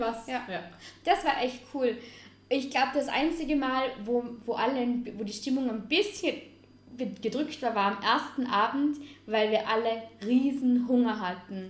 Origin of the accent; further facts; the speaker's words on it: Vorarlberg, Austria; als geborene Vorarlbergerin